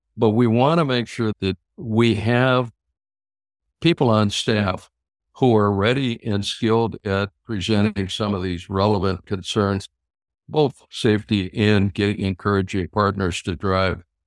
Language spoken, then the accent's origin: English; Minnesota, United States; I'm from Minnesota